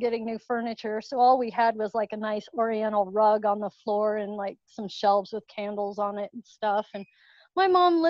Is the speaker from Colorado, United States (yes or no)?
yes; Littleton, Colorado, United States; also born or lived in Parker, Colorado; I grew up in Littleton, Colorado. I'm not too far away, living out in Parker now